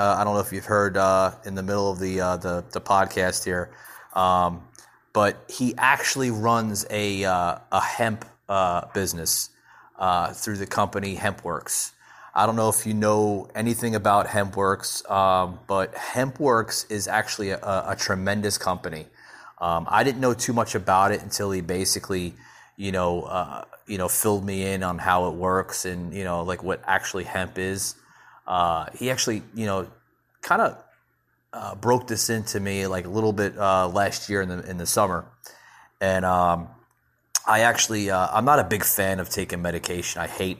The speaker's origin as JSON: {"language": "English", "region": "New Jersey", "country": "United States", "tie": "born or raised there", "said": "this guy I grew up with up in New Jersey."}